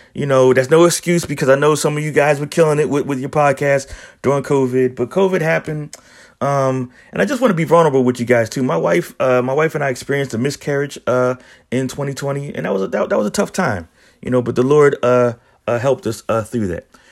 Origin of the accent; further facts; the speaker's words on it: Philadelphia, Pennsylvania, United States; I'm originally from Philadelphia, born and raised in Philly